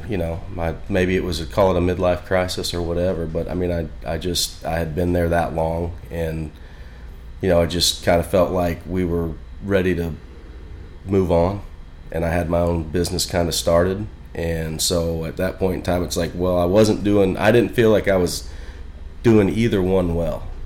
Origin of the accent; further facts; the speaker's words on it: Springfield, Illinois, United States; uh, around Springfield, Illinois.